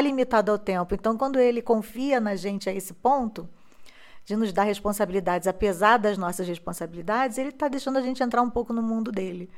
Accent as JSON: {"language": "Portuguese", "region": "Rio de Janeiro", "country": "Brazil", "tie": "born or raised there", "also_born_or_lived": "Fortaleza", "said": "Nós mudamos para o Rio de Janeiro, onde eu fui criada"}